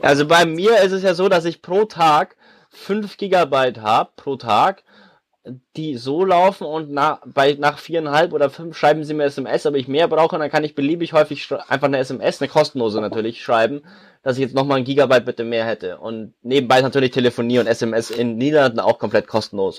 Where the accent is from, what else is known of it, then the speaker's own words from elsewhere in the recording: Munich, Bavaria, Germany; wir kommen alle aus Bayern, ich komme aus München